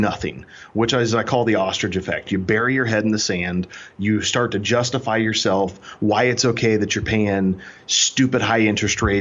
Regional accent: Kansas City, Missouri, United States; I'm originally from Kansas City, Missouri. I'm a show me state boy

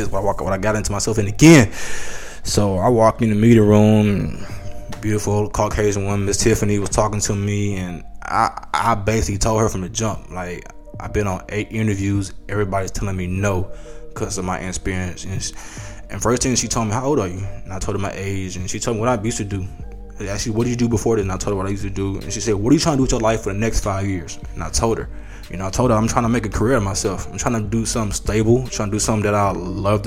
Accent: Houston, Texas, United States; also born or lived in Atlanta, Georgia; me growing up in Houston

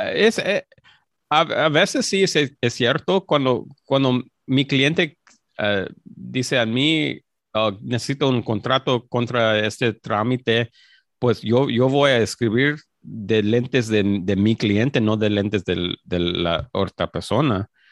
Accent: Los Angeles, California, United States; soy mexicano, soy, soy mexicano, nací en, Los Ángeles, pero, mis padres son, son mexicanos

